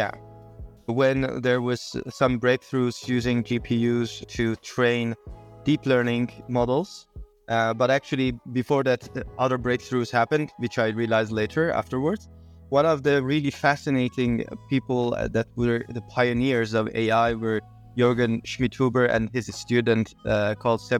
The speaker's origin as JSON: {"language": "English", "town": "Tabriz", "region": "East Azerbaijan", "country": "Iran", "tie": "born or raised there", "said": "I was born in Tabriz, Iran, 1989"}